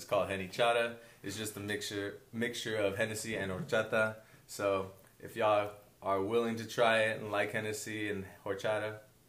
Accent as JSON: {"language": "English", "town": "San Diego", "region": "California", "country": "United States", "said": "I am from San Diego, California"}